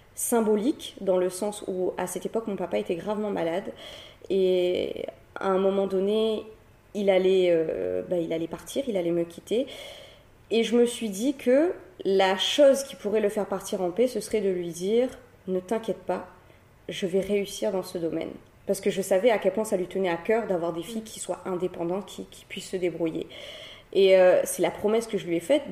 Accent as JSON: {"language": "French", "town": "Cilaos", "country": "Réunion", "tie": "born or raised there", "said": "je suis une Silaosienne. Hein. j'ai grandi euh, à Silaos. J'ai grandi là-bas toute mon enfance jusqu'à l'âge de mes 15 ans."}